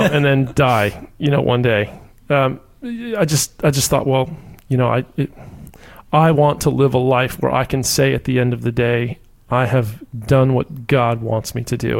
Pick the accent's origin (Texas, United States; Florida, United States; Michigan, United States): Florida, United States; Orlando; also born or lived in Key West, Florida; originally from Key West, Florida, and I grew up in Orlando